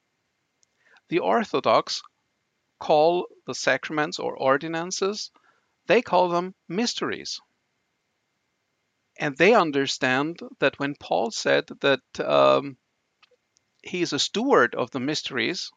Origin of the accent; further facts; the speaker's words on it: Vienna, Austria; I'm from Austria, from Vienna, so this is the old continent with old traditions